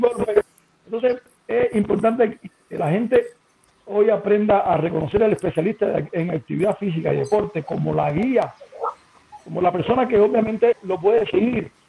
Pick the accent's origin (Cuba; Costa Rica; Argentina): Cuba; now in Mexico; que soy cubano